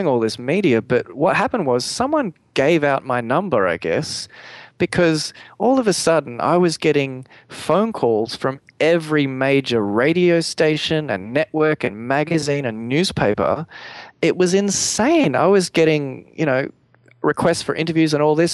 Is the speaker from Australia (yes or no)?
yes; Australia; me being the Australian guy who was over there in LA, and from Australia